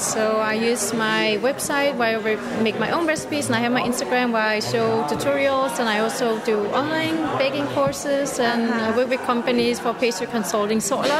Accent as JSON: {"language": "English", "country": "Denmark", "moved": "yes", "lives_now": "Berlin, Germany", "said": "I flew in from Berlin, but I live in Berlin, but I'm from Denmark."}